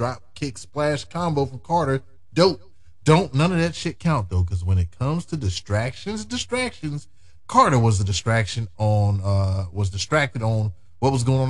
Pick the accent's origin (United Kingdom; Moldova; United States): United Kingdom; I'm British